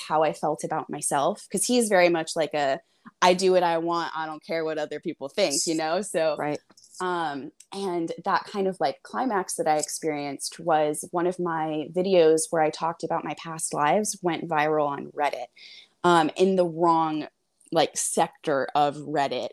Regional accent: Hawaii, United States; I grew up in Hawaii

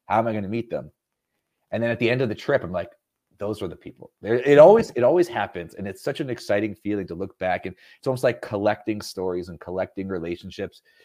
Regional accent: Canada; I'm not American. I, I, I think I mentioned I'm Canadian.

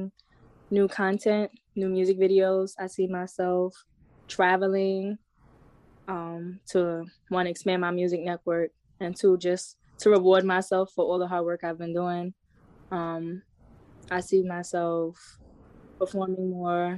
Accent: New York City, New York, United States; now in Atlanta, United States; I grew up in the Bronx, New York.

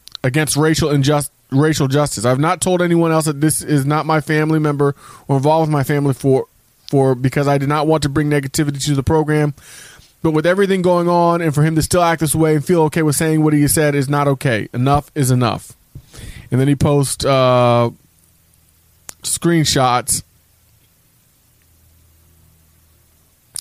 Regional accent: West Virginia, United States; growing up in West Virginia

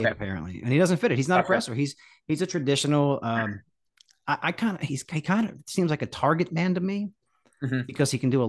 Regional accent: New Jersey, United States; I'm from Jersey, man.

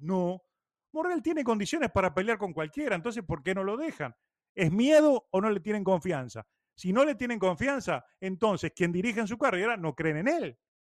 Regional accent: Uruguay; also born or lived in Cuba; now in Miami, United States; soy más cubano que uruguayo

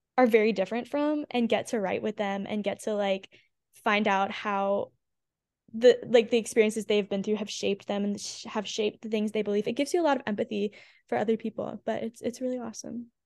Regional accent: Houma, Louisiana, United States; moved away as an adult; also born or lived in Baton Rouge, Louisiana; now in Nashville, United States; I grew up in Houma, Louisiana

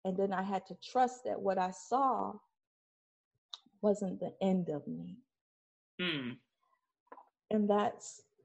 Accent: Detroit, Michigan, United States; also born or lived in Highland Park, Michigan; I grew up in Detroit and Highland Park, and I didn't grow up in the best parts of either one.

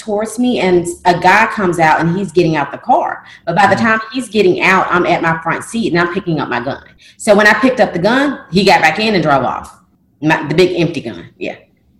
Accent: the South, United States; It's French, and I'm from the South, so – I don't know.

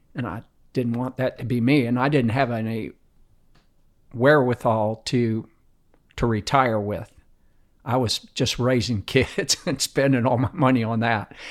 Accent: Tampa, Florida, United States; I grew up in Tampa, everybody was from the north

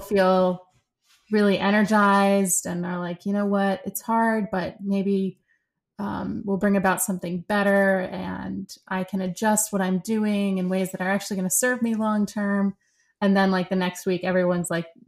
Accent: Philadelphia, Pennsylvania, United States; moved away as an adult; also born or lived in Santa Fe / Switzerland / Germany; now in New York, United States; we came back to the States and I grew up, you know, my childhood was sort of outside of Philadelphia in the suburbs of Philly

